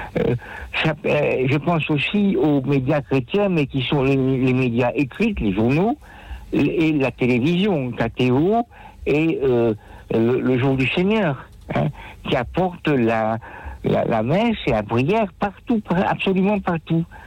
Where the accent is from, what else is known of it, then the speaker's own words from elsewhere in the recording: Nîmes, Occitania, France; accent: l'accent de Nîmes; now in Paris, France; je suis à Paris, je suis âgé, bon, euh, je suis originaire de Nîmes